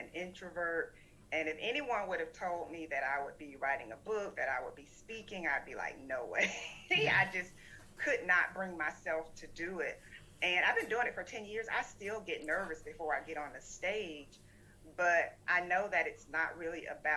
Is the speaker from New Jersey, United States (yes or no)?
no; South Florida, United States; moved away as an adult; also born or lived in Georgia; I grew up in South Florida, born to a teen